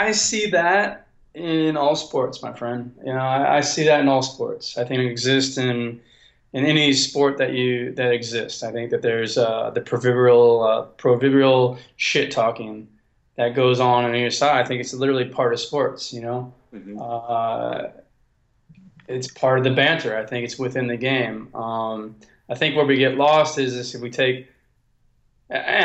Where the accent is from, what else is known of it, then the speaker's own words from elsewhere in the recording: California, United States; I'm from California